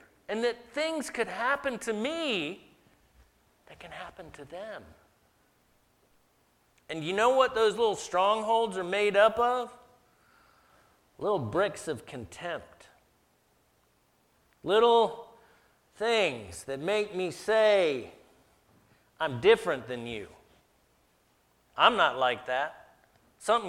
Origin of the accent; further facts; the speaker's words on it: the South, United States; I grew up in the South